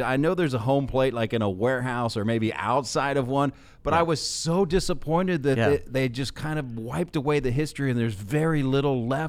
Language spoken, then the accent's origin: English; Columbus, Ohio, United States; also born or lived in Tampa, Florida; now in Cincinnati, United States; I grew up in Columbus.